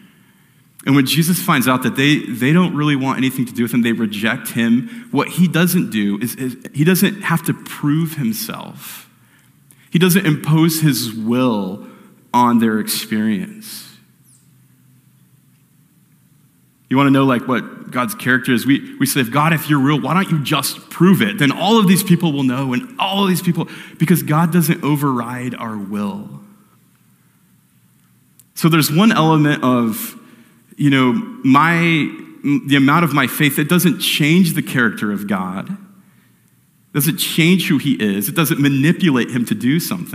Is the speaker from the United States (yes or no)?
yes; Phoenix, Arizona, United States; I grew up here in Phoenix